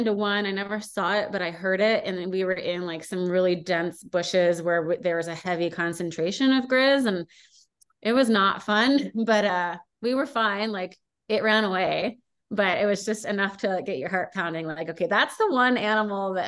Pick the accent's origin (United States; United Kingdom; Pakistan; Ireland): United States; California; moved away as an adult; now in Montana, United States; when I grew up in California, it was frowned upon